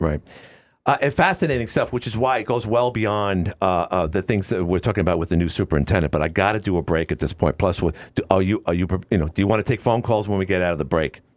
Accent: New York City, New York, United States; moved away; we're both from Queens

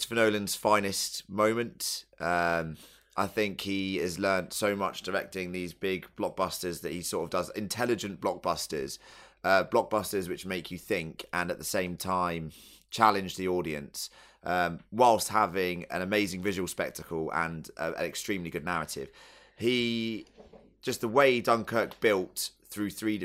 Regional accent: United Kingdom; as a British person

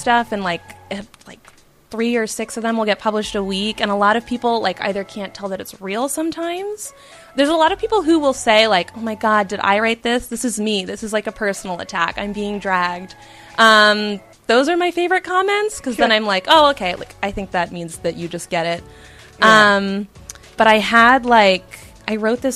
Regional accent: Baton Rouge, Louisiana, United States; moved away; my hometown. So my parents live in Baton Rouge

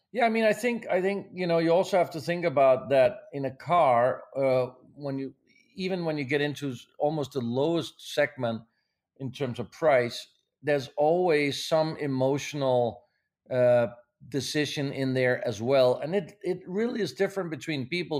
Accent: Denmark; moved away as an adult; also born or lived in Pasadena, California; now in Los Angeles, United States; I was born in Denmark, even though I'm American now, but as I grew up in Denmark

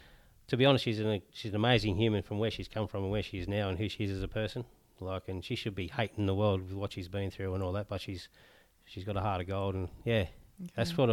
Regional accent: Newcastle, North East England, United Kingdom; I'm from Newcastle originally, my wife's from Newcastle.

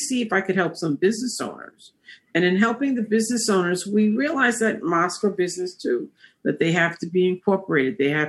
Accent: New York City, New York, United States; I'm born and raised in Harlem. I went to elementary schools in Harlem and actually graduated from high school in Harlem.

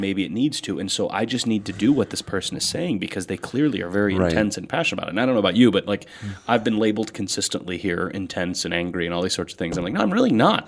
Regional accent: United States; as Americans

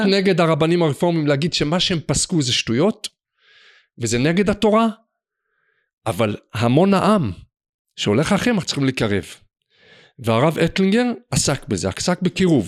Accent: Jerusalem, Jerusalem District, Israel; ואני בתור ילד, שאני בעצמי, למדתי במוסדות חרדיים, כמובן קלאסיים, אפילו בחיידרים פה בירושלים

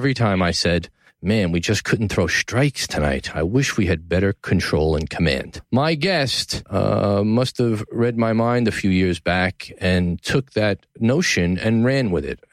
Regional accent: New York City, New York, United States; From the Gotham Podcast Studio in the heart of downtown New York City, my hometown

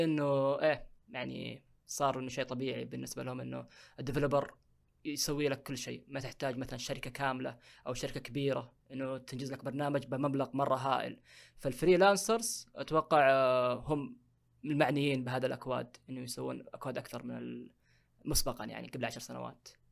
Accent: Saudi Arabia; عندنا في السعوديه

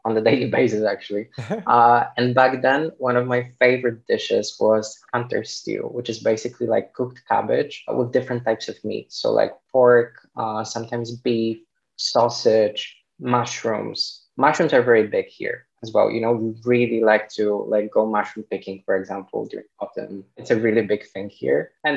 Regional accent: Poland; English is a second language; I'm from Poland

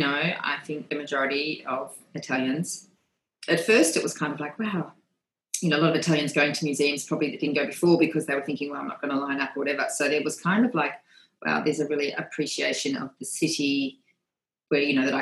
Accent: Australia; So it does remind me probably a bit of the beaches that I grew up with in Australia.

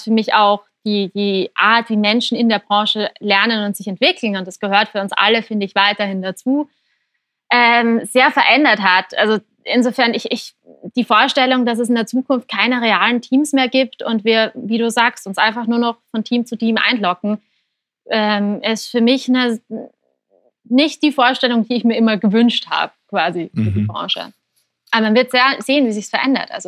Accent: Graz, Styria, Austria; wir waren aber dieses Jahr zum Beispiel einfach mal zwei Monate in Graz, in meiner Heimat in Österreich.

